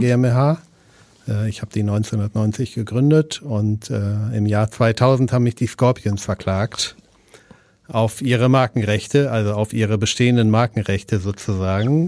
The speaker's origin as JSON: {"language": "German", "area": "East Frisia", "region": "Lower Saxony", "country": "Germany", "moved": "yes", "lives_now": "Hamburg, Germany", "said": "ich komme aus Ostfriesland"}